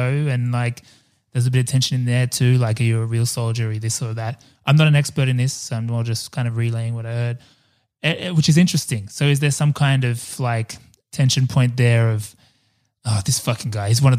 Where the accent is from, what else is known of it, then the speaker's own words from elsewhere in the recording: Australia; as an Australian and as an Australian born in the 80s